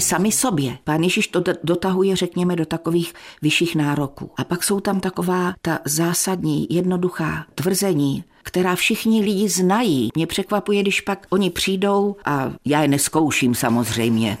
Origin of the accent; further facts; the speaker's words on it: South Moravian Region, Czechia; moved away as an adult; now in North Moravia, Czechia; Jsem z Jižní Moravy a tam se mluví trochu jinak